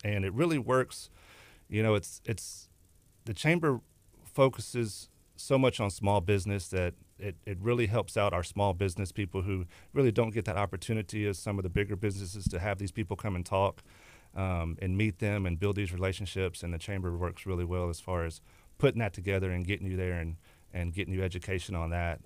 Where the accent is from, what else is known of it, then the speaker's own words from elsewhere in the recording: Texas City, Texas, United States; also born or lived in La Marque, Texas / Galveston, Texas; Lived, grew up in West Texas City.